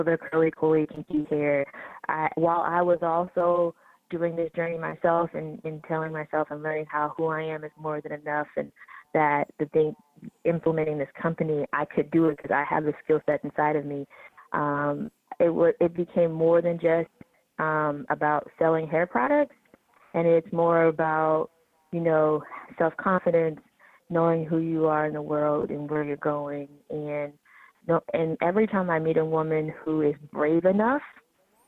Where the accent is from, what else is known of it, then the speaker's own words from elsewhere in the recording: a small town outside of Youngstown, Ohio, United States; I am from Ohio, grew up in a small town outside of Youngstown, Ohio, not far from Cleveland